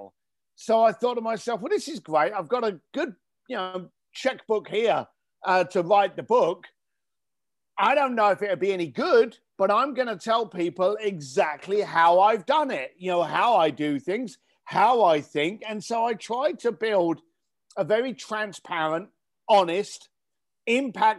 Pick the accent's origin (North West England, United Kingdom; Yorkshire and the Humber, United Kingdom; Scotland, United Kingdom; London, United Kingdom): London, United Kingdom; now in Los Angeles, United States; I grew up in East London. I'm here living in Los Angeles now.